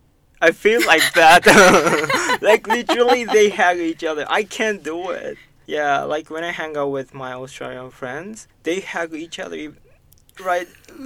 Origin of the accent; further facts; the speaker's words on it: Japan; accent: Japanese; English is a second language; I've already kind of fixed my Japanese accent.